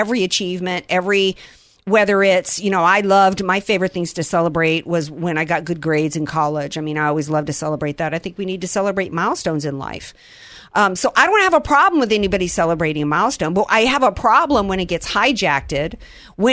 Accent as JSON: {"language": "English", "region": "Deep South", "country": "United States", "tie": "born or raised there", "moved": "yes", "lives_now": "California, United States", "said": "The Deep South is where I grew up"}